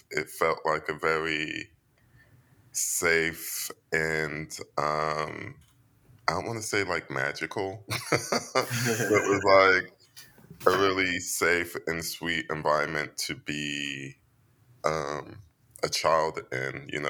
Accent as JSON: {"language": "English", "region": "England", "country": "United Kingdom", "said": "Yeah, and it's always funny because when I say I come from England, no one actually hears you."}